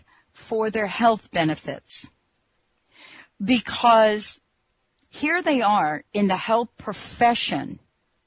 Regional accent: New Jersey, United States; also born or lived in New York; now in Seattle, United States; I was born in New York, grew up in New Jersey

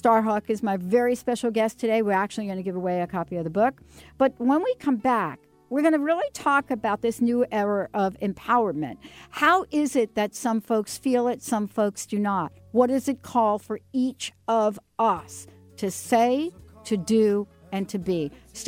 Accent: New York, United States; I'm from New York.

